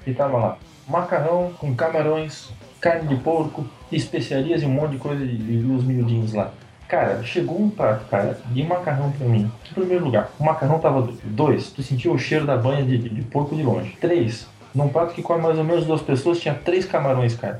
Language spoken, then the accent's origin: Portuguese; the West, Santa Catarina, Brazil; now in Blumenau, Brazil; eu moro aqui há muito tempo, não sou daqui, eu sou do Oeste